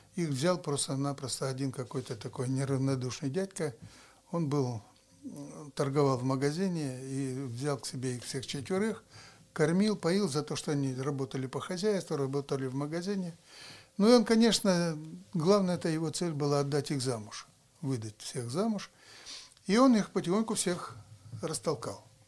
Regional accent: Murmansk, Murmansk Oblast, Russia; Когда я родился, то здесь в Мурманске

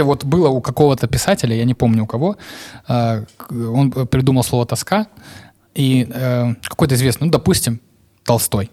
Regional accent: Novocherkassk, Rostov Oblast, Russia; я из Новочеркасска

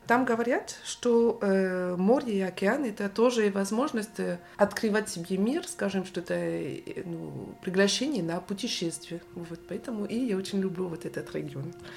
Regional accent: Rennes, Brittany, France; Russian is a second language; moved away as an adult; now in Paris, France; я родилась в Варен. Это город, столица э, Британия

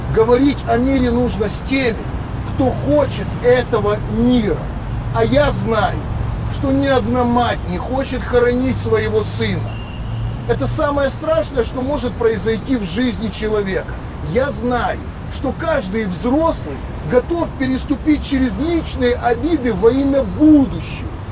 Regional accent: Ukraine; как украинец, не галичанин, не малорос, а украинец.

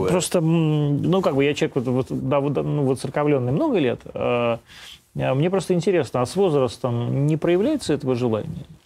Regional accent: Russia; also born or lived in Ukraine; но я все-таки русский человек. Я туда приехал, я не оттуда, я не там родился.

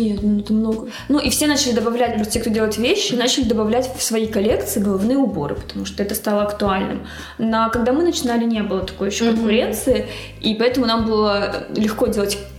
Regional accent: Magadan, Magadan Oblast, Russia; now in Saint Petersburg, Russia; я из Магадана

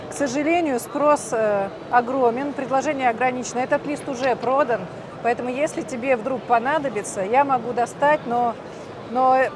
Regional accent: Siberia, Russia; born there; Я говорю, так я родилась в Сибири. У нас вечная мерзлота 37, я просто заморозилась.

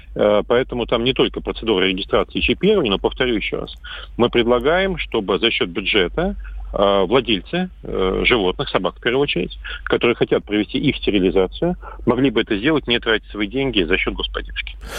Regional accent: Astrakhan, Astrakhan Oblast, Russia; моего родного города Астрахани

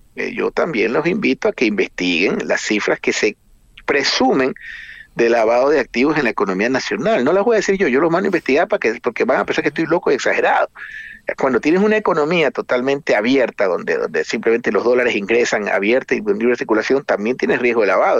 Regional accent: Ecuador

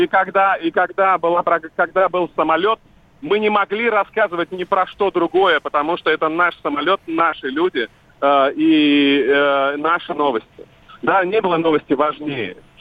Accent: Vladivostok, Primorsky Krai, Russia; now in Moscow, Russia; я живу в Москве, я из Владивостока

